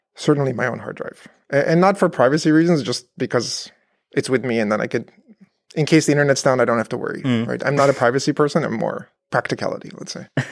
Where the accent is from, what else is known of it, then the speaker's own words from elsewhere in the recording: Canada; moved away as an adult; also born or lived in Berkeley, California / Virginia; now in Paderborn, Germany; I grew up in Canada